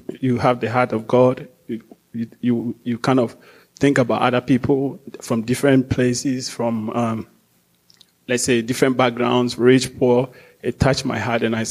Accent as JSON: {"language": "English", "country": "Ghana", "also_born_or_lived": "Chicago", "moved": "yes", "lives_now": "Portland, United States", "said": "I'm from West Africa, Ghana"}